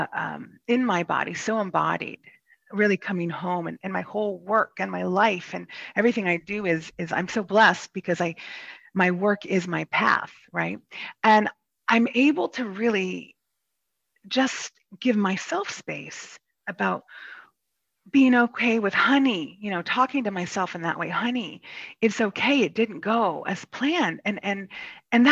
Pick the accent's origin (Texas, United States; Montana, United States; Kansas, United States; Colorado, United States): Kansas, United States; moved away as an adult; I'm actually from Kansas, and I was raised in a very charismatic evangelical Christian faith